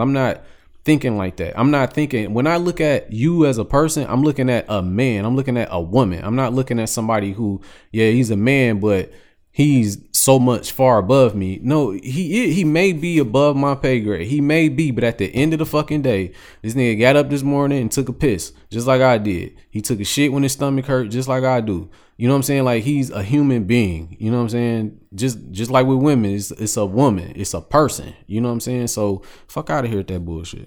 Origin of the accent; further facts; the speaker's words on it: United States; I grew up on the East Side. So, Eastland Mall was, like, my second home